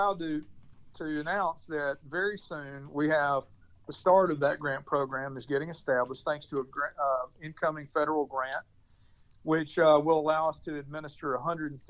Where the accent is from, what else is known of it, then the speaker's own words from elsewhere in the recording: Clarksville, Tennessee, United States; my hometown of Clarksville, Tennessee